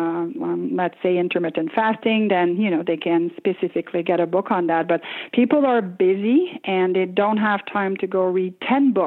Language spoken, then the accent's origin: English; Quebec, Canada; English is a second language; now in Ottawa, Canada; I grew up in a small town in Quebec, Canada